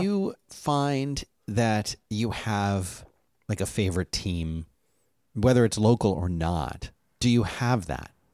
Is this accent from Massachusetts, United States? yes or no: no; Philadelphia, Pennsylvania, United States; I was born and raised in Philadelphia